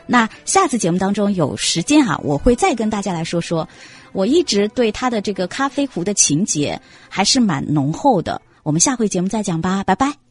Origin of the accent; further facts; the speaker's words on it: China; 我们中国人